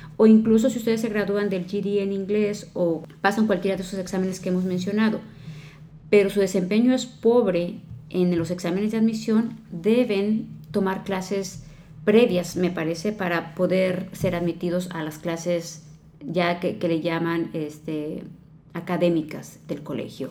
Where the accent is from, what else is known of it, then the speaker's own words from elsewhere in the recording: Mexico; now in United States; los que venimos de México